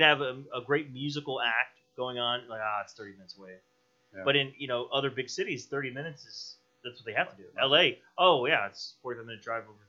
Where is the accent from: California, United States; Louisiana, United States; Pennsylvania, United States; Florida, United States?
Florida, United States; Brandon; also born or lived in MacDill Air Force Base, Tampa / Bradenton / Sarasota; now in St. Petersburg, United States; I was born in MacDill Air Force Base. I grew up in Brandon. And I went to USF. I've lived in Bradenton, Sarasota for a few years. But I've lived in St. Pete now about seven years now.